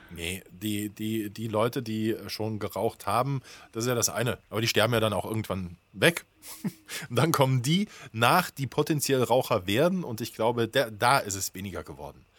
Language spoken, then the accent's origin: German; Germany; als Deutscher